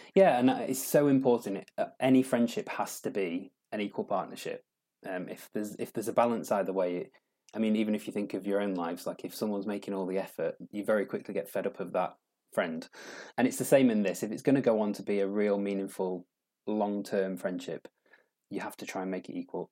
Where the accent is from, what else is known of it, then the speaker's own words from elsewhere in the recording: Doncaster, Yorkshire and the Humber, United Kingdom; moved away as an adult; also born or lived in London; I'm from Doncaster, and I lived down in London for a long time and decided I'd kind of got to a stage with London where I wanted to move back to my roots